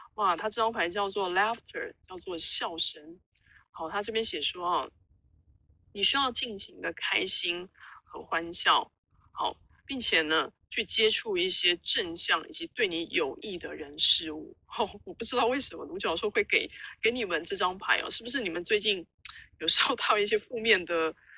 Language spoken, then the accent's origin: Chinese; Taiwan; 我们台湾人很常会讲一句话叫斜杠青年哦